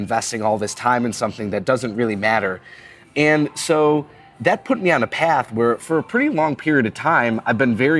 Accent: Buffalo, New York, United States; now in Cincinnati, United States; growing up in Buffalo, there's such a strong winter culture

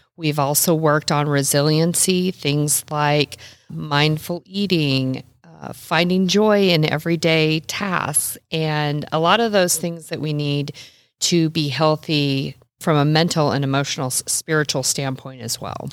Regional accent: Nebraska, United States; I am a native Midwesterner. I was born and raised in Nebraska

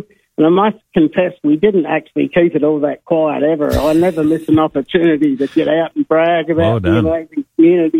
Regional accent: Kimba, South Australia, Australia; I love my hometown.

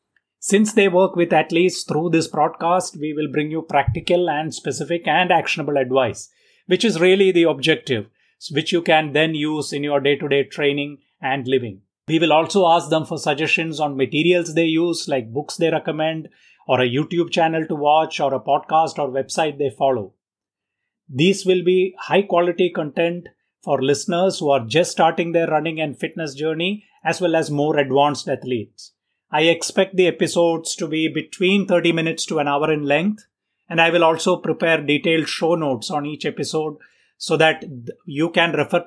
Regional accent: Mumbai, Maharashtra, India; I am from Mumbai in India

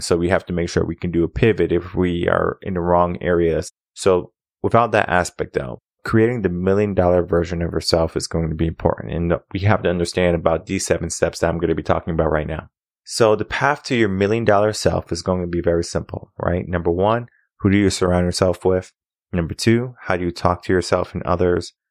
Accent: Connecticut, United States; now in Texas, United States; I come from Connecticut

